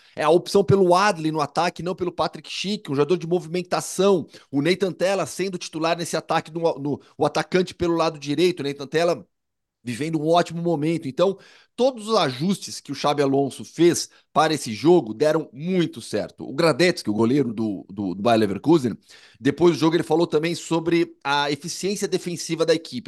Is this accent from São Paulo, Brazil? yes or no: yes; interior of São Paulo, Brazil; moved away as an adult; now in Madrid, Spain; no interior de São Paulo, a gente tinha muito isso, né? Na minha adolescência, assim, eu cansei de ir em carnaval de salão